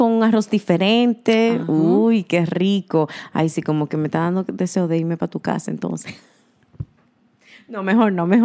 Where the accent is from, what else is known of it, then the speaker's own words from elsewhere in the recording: New York City, New York, United States; somos eh, neoyorquinas